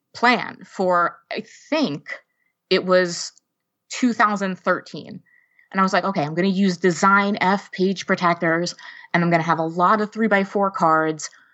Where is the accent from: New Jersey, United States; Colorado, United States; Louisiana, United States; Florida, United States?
New Jersey, United States; outside New York City; now in East Lansing, United States; i live in east lansing michigan right now but i was born and raised right outside of new york city in north jersey